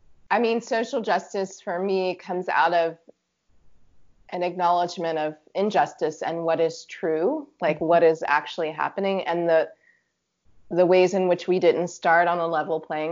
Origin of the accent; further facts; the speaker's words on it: Virginia, United States; also born or lived in Pacific Northwest; I grew up in Virginia